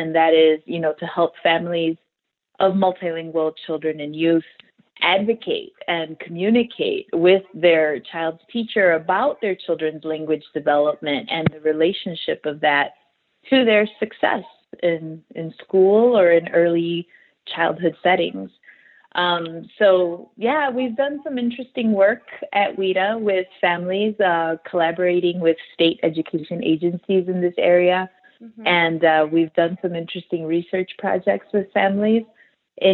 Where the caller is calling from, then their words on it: Chicago, Illinois, United States; I'm calling in from the Chicago area. So I'm calling in live from the Chicago area.